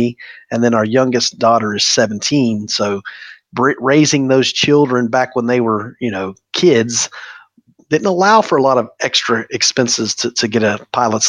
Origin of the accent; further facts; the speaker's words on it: Polk County, Florida, United States; I'm born and raised in Polk County. We're fifth generation Floridian, so been here a long time